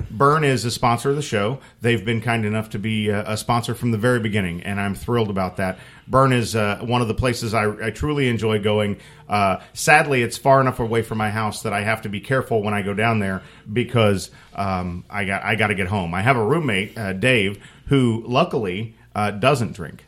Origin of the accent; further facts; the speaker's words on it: Muncie, Indiana, United States; moved away; I'm an Indiana boy. I grew up, I grew up in Muncie, which is just a little north of there